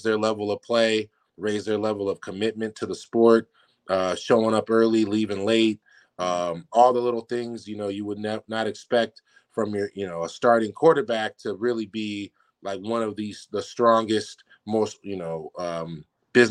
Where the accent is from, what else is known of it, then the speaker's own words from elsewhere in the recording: San Francisco, California, United States; moved away as an adult; now in Newport, United States; getting to go home for a couple years in my hometown and home state and playing in San Francisco